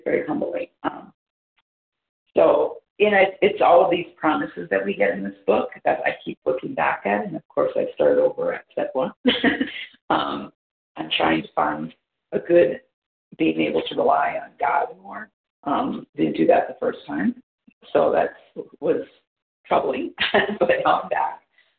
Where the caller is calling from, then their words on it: Wisconsin, United States; I'm from Wisconsin.